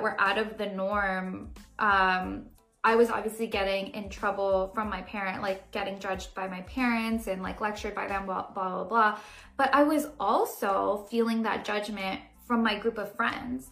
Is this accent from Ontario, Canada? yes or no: yes; Brampton, Ontario, Canada; also born or lived in Toronto; I grew up in Brampton, which is, like, a very, like, brown